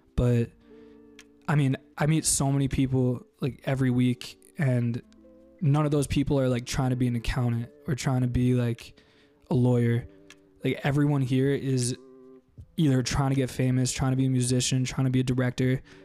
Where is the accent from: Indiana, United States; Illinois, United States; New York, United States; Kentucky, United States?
New York, United States; moved away as an adult; also born or lived in Maryland; now in Los Angeles, United States; I grew up in New York. I've been in LA for four months